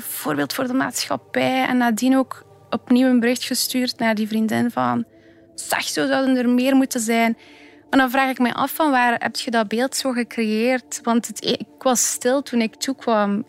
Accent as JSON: {"language": "Dutch", "country": "Belgium", "tie": "born or raised there"}